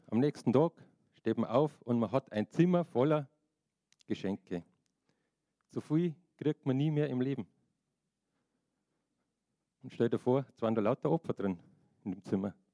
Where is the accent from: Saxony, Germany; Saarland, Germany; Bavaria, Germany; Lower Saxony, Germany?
Bavaria, Germany; und als Bayer bin ich auch Deutscher.